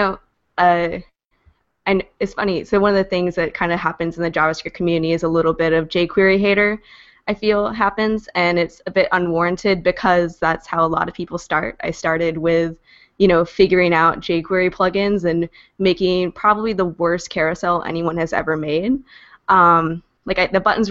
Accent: Kentucky, United States; now in Philadelphia, United States; I'm actually originally from Kentucky

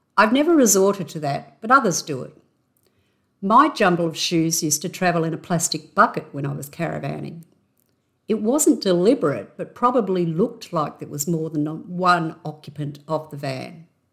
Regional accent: Australia; accent: Aussie; my intrinsically Aussie accent.

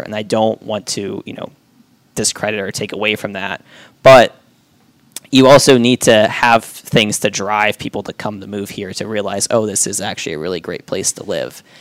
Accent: Western Pennsylvania, United States; moved away as an adult; also born or lived in Cleveland, Ohio; now in Warsaw, Indiana, United States; I grew up, born and raised in Western Pennsylvania, about an hour north of Pittsburgh

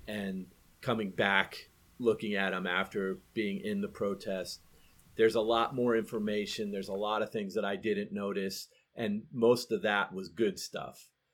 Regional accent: Nashville, Tennessee, United States; moved away; also born or lived in Baltimore; I was born in, in Nashville.

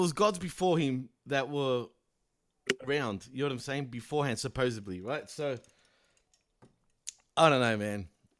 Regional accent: Australia; and I'm from Australia.

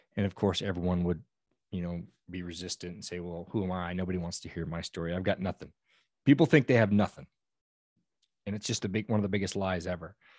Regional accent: Old Station, California, United States; I am from a little, I call it a village in Northern California of about a hundred people

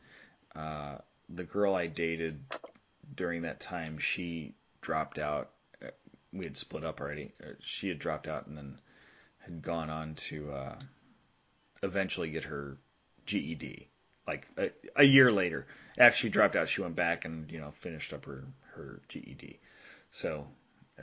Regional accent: Southern California, United States; I grew up in Southern California

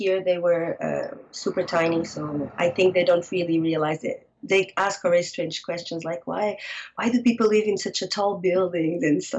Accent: Lisbon, Portugal; English is a second language; moved away as an adult; also born or lived in Germany; So I'm from Lisbon, Portugal. Born and raised

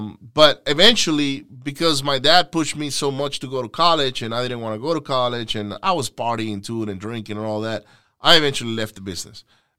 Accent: Venezuela; English is a second language; because I was from, I'm from the West Coast in Venezuela.

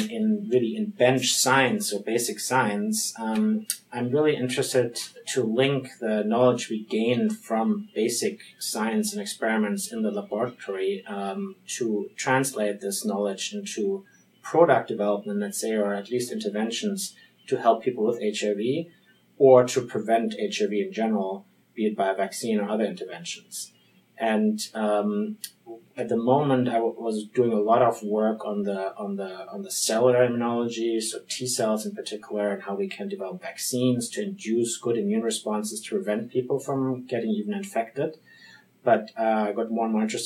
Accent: Frankfurt, Hesse, Germany; accent: German; English is a second language; moved away as an adult; also born or lived in Munich, Germany / Switzerland; now in Boston, United States; I'm from Germany. This is where I'm born, in Frankfurt

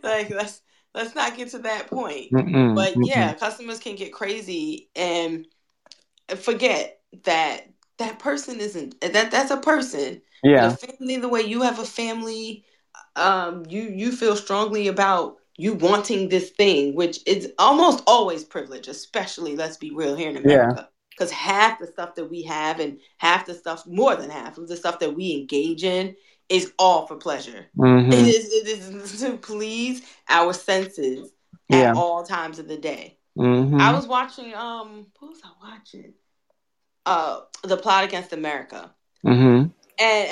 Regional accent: New York, United States; I grew up in New York.

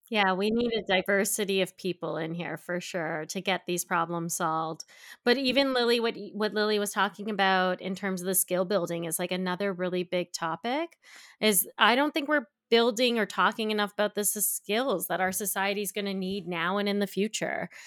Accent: Canada; Where I grew up in Canada

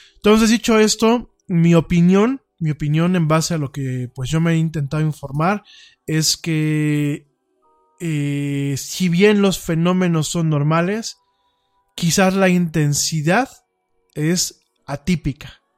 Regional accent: Mexico; Cuando yo critico a mi pueblo, cuando yo critico a los mexicanos, me critico dentro de este espectro

